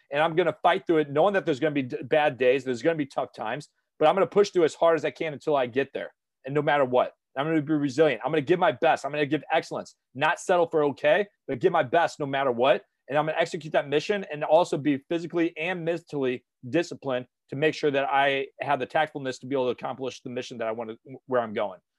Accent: St. Louis, Missouri, United States; moved away as an adult; I went back to my hometown in Saint Louis.

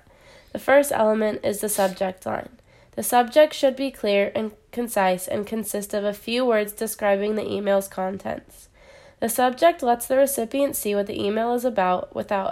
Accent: San Diego, California, United States; I am originally from San Diego, California

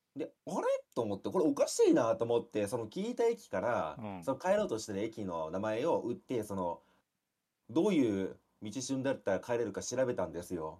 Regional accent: Japan; 私の地元っていうか奈良とか京都なんですけど

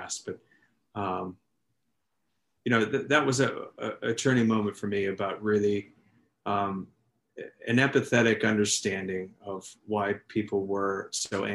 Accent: California, United States; born and raised in California, kind of spent most of my life here

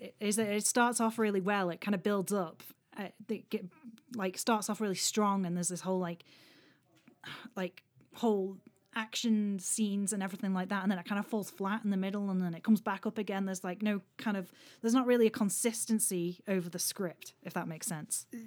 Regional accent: Isle of Man; I'm from the Isle of Man

